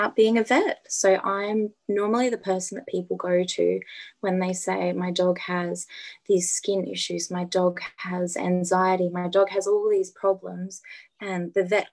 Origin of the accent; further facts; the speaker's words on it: Adelaide, South Australia, Australia; I'm from Adelaide, born and bred in Adelaide.